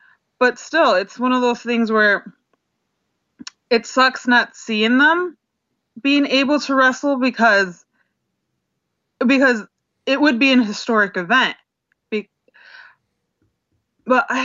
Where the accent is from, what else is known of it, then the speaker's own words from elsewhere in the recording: United States; being an American